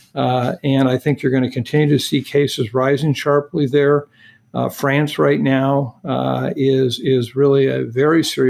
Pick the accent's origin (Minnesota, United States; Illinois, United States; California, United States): Minnesota, United States; my home state of Minnesota